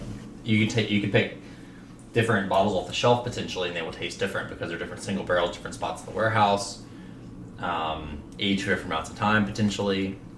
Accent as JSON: {"language": "English", "region": "Kentucky", "country": "United States", "said": "I was from Kentucky."}